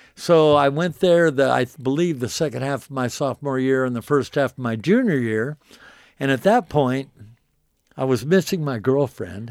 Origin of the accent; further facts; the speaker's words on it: Wichita, Kansas, United States; now in Nashville, United States; I grew up in Wichita, Kansas